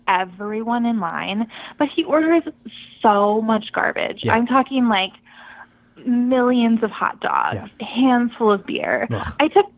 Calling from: Stamford, Connecticut, United States; Hi, this is … I'm calling from Stamford.

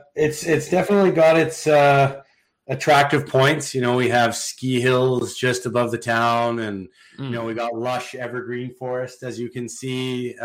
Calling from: West Vancouver, British Columbia, Canada; From my house in beautiful West Vancouver, British Columbia.

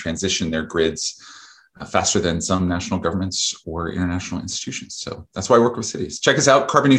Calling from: Vermont, United States; I am speaking from Vermont, where I live on a farm.

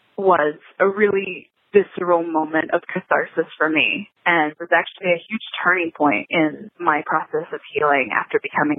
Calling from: Florence, Arizona, United States; I'm calling in from Florence, Arizona.

